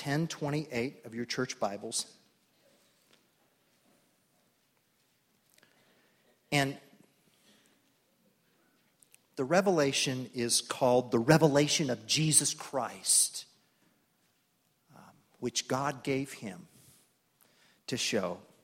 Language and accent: English; Tulsa, Oklahoma, United States; I grew up in Tulsa, Oklahoma, one of three boys